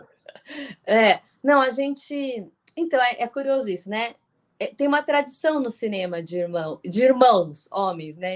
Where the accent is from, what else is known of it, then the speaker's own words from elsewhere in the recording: Brazil; a gente é brasileira